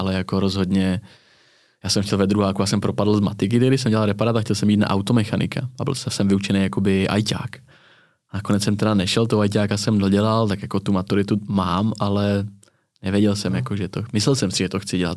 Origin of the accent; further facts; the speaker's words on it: Tábor, South Bohemian Region, Czechia; Třeba u nás na jihu Čech, já jsem z Tábora